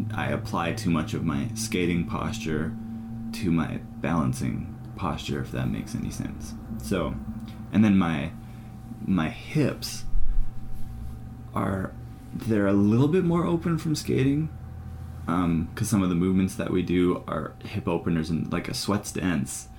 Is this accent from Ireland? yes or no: yes; Ireland; I'm Irish.